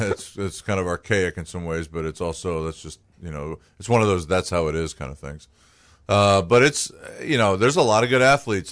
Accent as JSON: {"language": "English", "town": "Chesapeake", "region": "Virginia", "country": "United States", "tie": "born or raised there", "also_born_or_lived": "Cincinnati", "moved": "yes", "lives_now": "Maine, United States", "said": "I grew up in, in Chesapeake, Virginia, which is near Virginia Beach"}